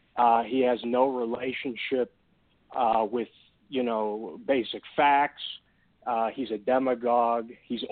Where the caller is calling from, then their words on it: Texas, United States; I'm from Texas.